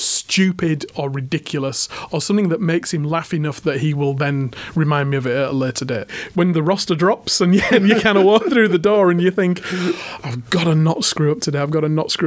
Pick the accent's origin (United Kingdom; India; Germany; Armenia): United Kingdom; Hull, Yorkshire and the Humber; moved away as an adult; This was back in Hull, my hometown.